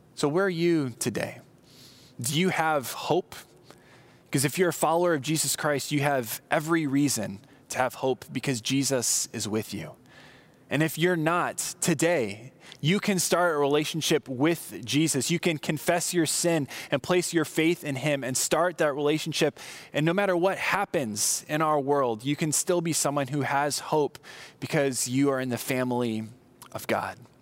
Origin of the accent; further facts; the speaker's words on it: Southern California, United States; I grew up in Southern California